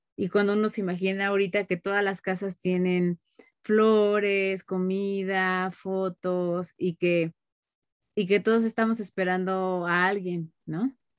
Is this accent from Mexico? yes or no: yes; Mexico; yo lo hablo como mexicanos